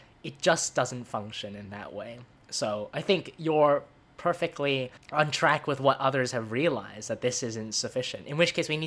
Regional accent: Hong Kong; I grew up in Hong Kong, so I always had that sort of cultural backgrounds

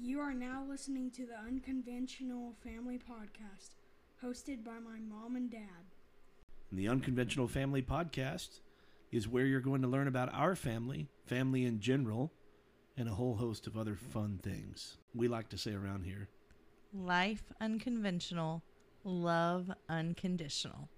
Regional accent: Texas, United States; I'm a Tex Mex person, obviously, growing up in Texas.

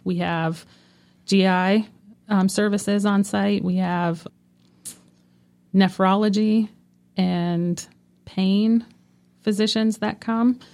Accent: North Dakota, United States; moved away as an adult; now in Franklin County, North Carolina, United States; I'm from North Dakota

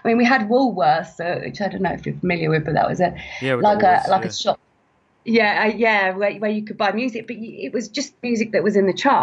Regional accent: Ludlow, West Midlands, United Kingdom; now in Kent, United Kingdom; I live in Kent now, in the south of England, but I'm originally from Ludlow in Shropshire

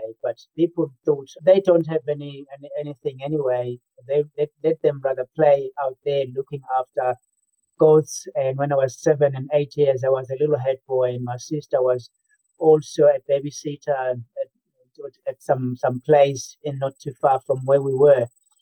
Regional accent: Eswatini; also born or lived in South Africa; I grew up in 2 countries. First, it was rural South Africa, and then I moved on to rural Swaziland

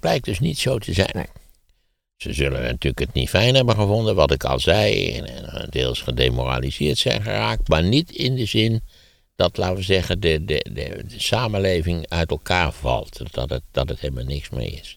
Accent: Wageningen, Gelderland, Netherlands; in de Wageningen waar ik ben opgegroeid had je een puinberg

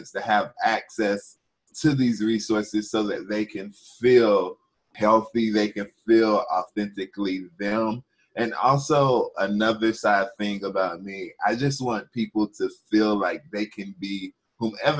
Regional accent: North Carolina, United States; I come from North Carolina.

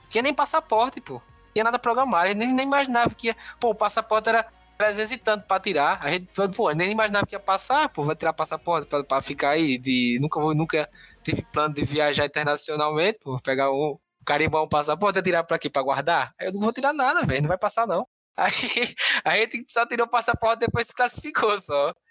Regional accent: Paripiranga, Bahia, Brazil; moved away as an adult; Eu sou do interior da Bahia, sou de Paripiranga

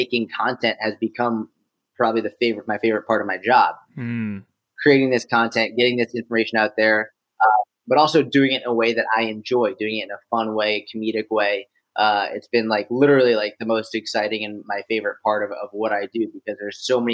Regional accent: Boston, Massachusetts, United States; also born or lived in Israel / Delaware / Tel Aviv; now in New York, United States; I grew up in Boston. I grew up in a suburb of Boston

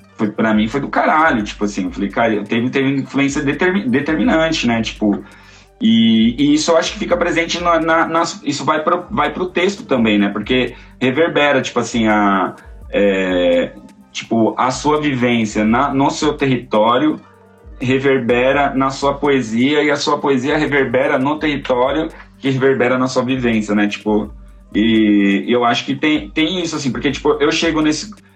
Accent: São Paulo, Brazil; also born or lived in Jardim Ibirapuera / Socorro / Guarapiranga / Pirituba; eu nasci no Jardim Ibirapuera, fui criado em Santo Amaro, já morei no Lago de Socorro, morei no Guarapiranga, morei em Pirituba, hoje moro aqui no Guarapiranga de novo.

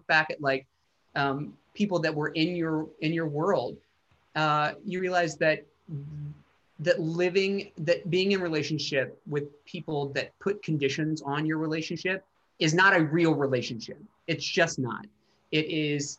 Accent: Chattanooga, Tennessee, United States; moved away; I go back to Chattanooga and play my hometown for the first time

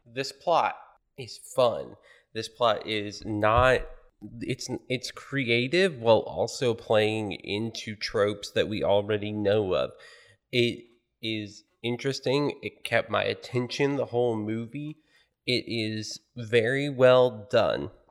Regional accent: United States; as an American

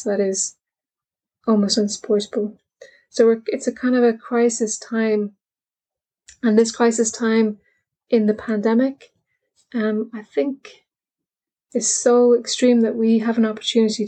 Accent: Ireland; I'm Irish

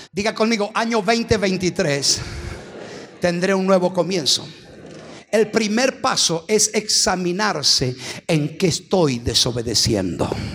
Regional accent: Argentina; somos astutos los argentinos

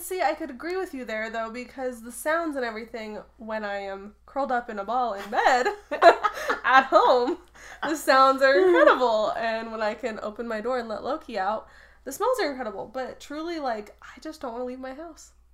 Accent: Truckee, California, United States; I grew up in Truckee

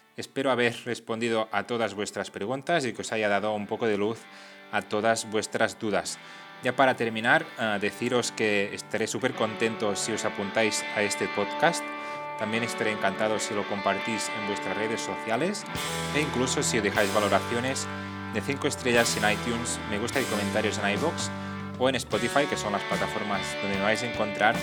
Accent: Catalonia, Spain; Aquí en Cataluña, que es de donde soy

